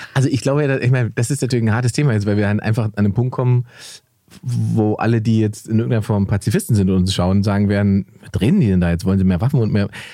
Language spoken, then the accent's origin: German; Germany; wir können uns natürlich hinstellen als Deutsche